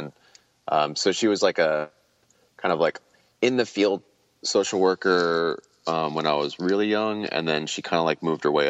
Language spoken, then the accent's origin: English; Pennsylvania, United States; also born or lived in Abington; I was born in Abington, Pennsylvania, and that's like, you know, right outside of, Philly and kind of like bordering on the suburbs area.